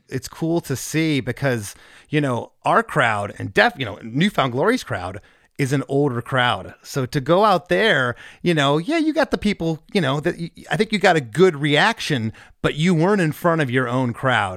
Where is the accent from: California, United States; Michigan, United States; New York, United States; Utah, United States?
Michigan, United States; Novi; also born or lived in Livonia, Michigan; I grew up in Novi.